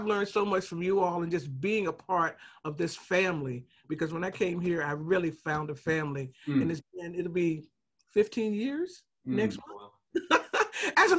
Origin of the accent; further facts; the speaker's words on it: the South, United States; We're from the South, so that's a Southern word